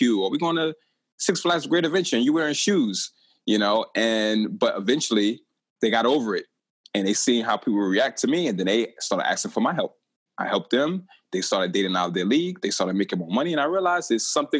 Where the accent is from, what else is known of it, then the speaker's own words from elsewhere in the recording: New York City, New York, United States; I grew up in Brooklyn, New York